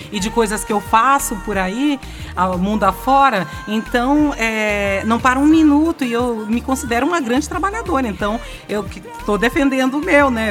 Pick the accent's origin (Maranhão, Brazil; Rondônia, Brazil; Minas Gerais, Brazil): Maranhão, Brazil; Lago da Pedra; also born or lived in São Luís; Eu, eu saí de Lago da Pedra, vim para São Luís, eu tinha 14 anos